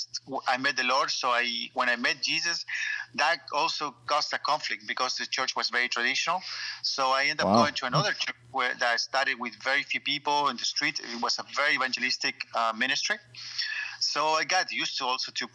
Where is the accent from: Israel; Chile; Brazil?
Chile; moved away as an adult; also born or lived in United States / Hong Kong / China / Thailand; now in France; growing up in Chile and the church